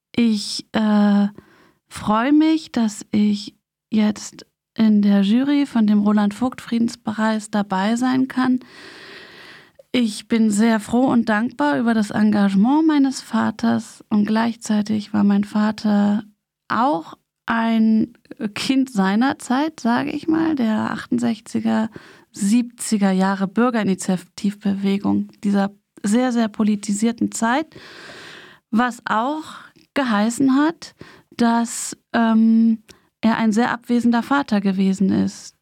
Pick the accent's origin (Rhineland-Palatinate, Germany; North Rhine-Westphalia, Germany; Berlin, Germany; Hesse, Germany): Berlin, Germany; ich bin ja in West-Berlin aufgewachsen, mit der Mauer ganz nah